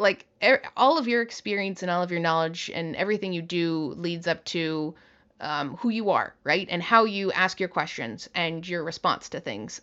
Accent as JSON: {"language": "English", "country": "Canada", "moved": "yes", "lives_now": "United States", "said": "I'm a Canadian"}